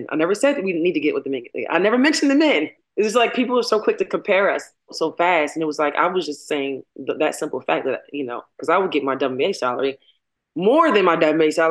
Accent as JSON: {"language": "English", "town": "Baltimore", "region": "Maryland", "country": "United States", "said": "I'm from Baltimore."}